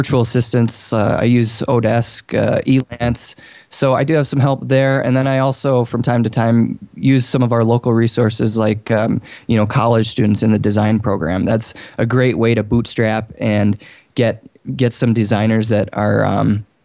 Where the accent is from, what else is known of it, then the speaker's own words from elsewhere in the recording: Bozeman, Montana, United States; I'm from Bozeman, Montana.